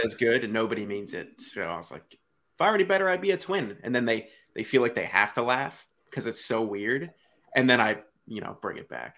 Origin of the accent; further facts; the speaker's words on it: Delaware, United States; I'm from Delaware.